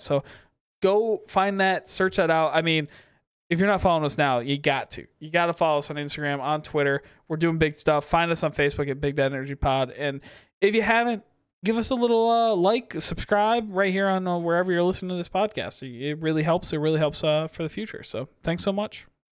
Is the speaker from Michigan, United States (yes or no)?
yes; Kalamazoo, Michigan, United States; now in Detroit, United States; I grew up in Kalamazoo